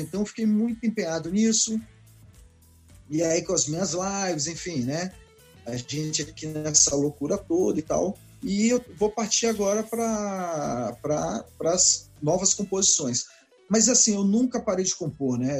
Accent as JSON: {"language": "Portuguese", "town": "Brasília", "region": "Federal District", "country": "Brazil", "tie": "born or raised there", "said": "eu nasci em Brasília, na Asa Sul mesmo, ali no Agamab ali. Então, é, eu sou de Brasília mesmo"}